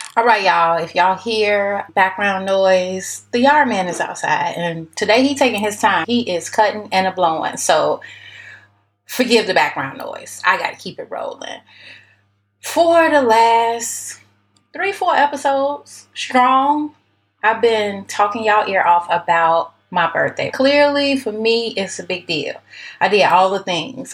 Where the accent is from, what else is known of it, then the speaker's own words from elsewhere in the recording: Chicago, Illinois, United States; now in Texas, United States; Now I'm in Texas, but I'm from Chicago